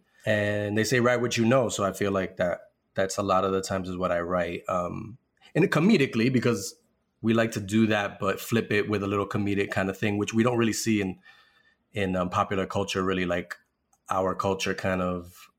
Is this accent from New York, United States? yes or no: yes; New York City, New York, United States; growing up in the city, growing up in New York and around many different Latino communities